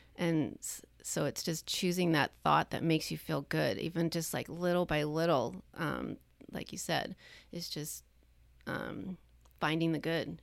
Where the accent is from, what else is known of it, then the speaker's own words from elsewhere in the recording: Long Island, New York, United States; now in California, United States; growing up where I grew up on Long Island